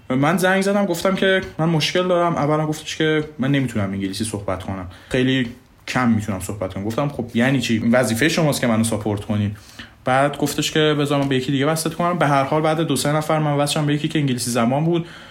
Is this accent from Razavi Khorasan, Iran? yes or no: yes; Mashhad, Razavi Khorasan, Iran; moved away as an adult; also born or lived in Hungary / Italy / Austria; ما ایرانی ها